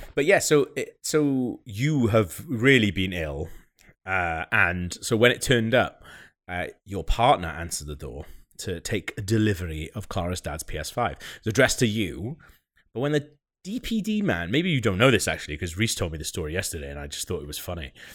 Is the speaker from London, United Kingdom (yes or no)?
no; Wales, United Kingdom; I'm Welsh